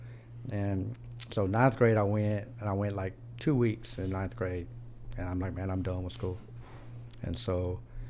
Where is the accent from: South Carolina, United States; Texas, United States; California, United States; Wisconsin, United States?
Texas, United States; Pasadena; also born or lived in Corsicana, Texas / Houston, Texas; I was born in Corsicana, way out in the middle of the, you know, the woods. And then right around five, we moved to Houston. And I grew up in the Pasadena, Texas area.